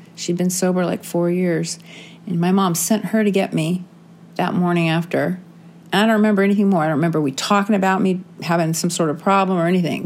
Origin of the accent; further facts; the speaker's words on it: San Diego, California, United States; I grew up in San Diego